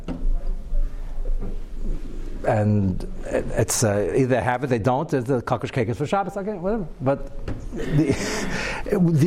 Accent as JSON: {"language": "English", "country": "United States", "said": "I'm as American as everybody else and quite young."}